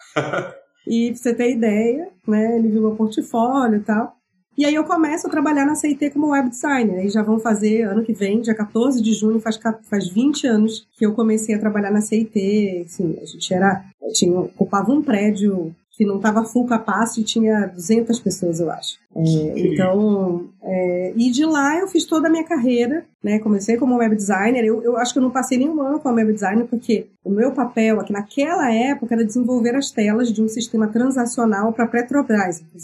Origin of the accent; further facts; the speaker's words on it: Belém, Pará, Brazil; eu sou paraense, eu venho da Amazônia. Sou de Belém do Pará.